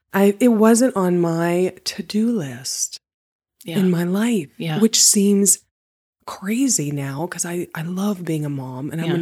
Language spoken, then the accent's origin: English; West Virginia, United States; moved away; I was born and raised in West Virginia.